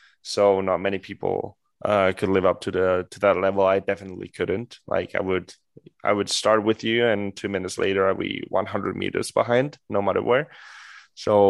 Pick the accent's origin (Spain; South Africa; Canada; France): Spain; I'm Spanish, I'm from Spain